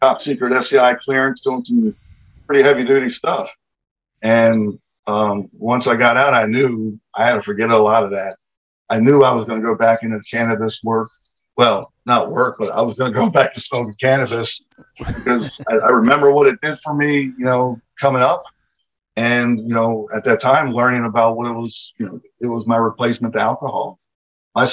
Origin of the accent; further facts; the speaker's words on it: Baltimore, Maryland, United States; I grew up in Baltimore